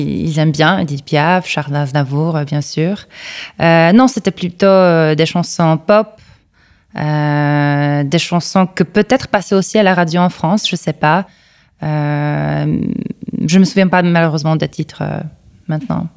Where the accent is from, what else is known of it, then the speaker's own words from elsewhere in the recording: Kraków, Lesser Poland, Poland; French is a second language; Je suis née ici. Euh, c'est ma ville natale, donc euh, à Cracovie, l'ancienne capitale de la Pologne.